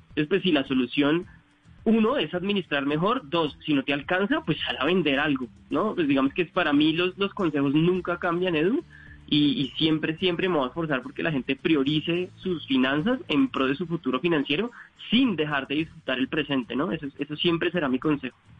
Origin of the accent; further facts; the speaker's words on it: Colombia; como colombianos